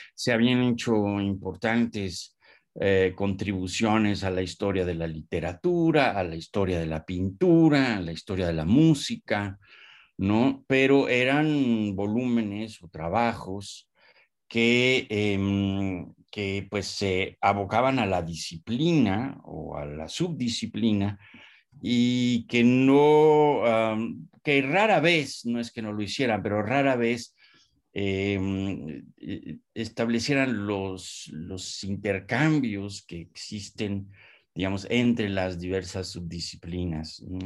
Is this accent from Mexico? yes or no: yes; Mexico; also born or lived in Pátzcuaro, Michoacán; cómo somos y quiénes somos los mexicanos